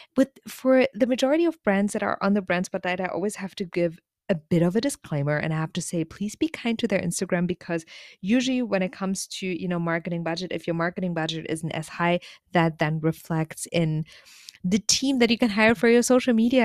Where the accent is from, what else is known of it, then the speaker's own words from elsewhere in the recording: Germany; now in South Korea; I'm originally from Germany